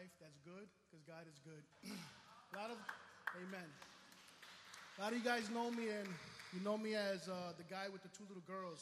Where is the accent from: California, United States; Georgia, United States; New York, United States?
New York, United States; New York City; I'm from the Bronx. I come all the way from the Bronx here